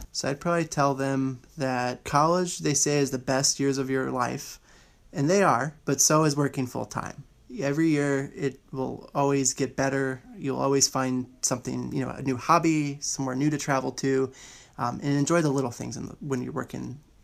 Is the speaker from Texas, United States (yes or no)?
yes; Houston, Texas, United States; I am from Houston, Texas.